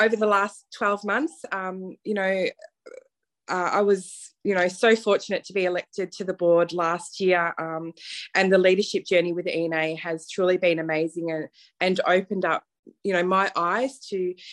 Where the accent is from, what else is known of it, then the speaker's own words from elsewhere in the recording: Melbourne, Victoria, Australia; probably people can hear from my accent, I'm not from the USA, so I am from Melbourne, Australia. I started my career here in Melbourne